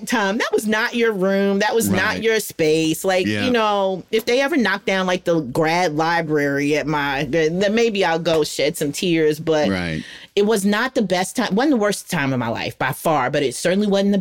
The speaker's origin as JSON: {"language": "English", "region": "the South", "country": "United States", "lives_now": "North Carolina, United States", "said": "we're from the South"}